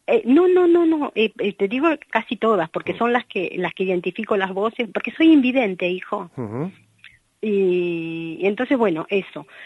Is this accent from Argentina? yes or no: yes; Argentina; now in Spain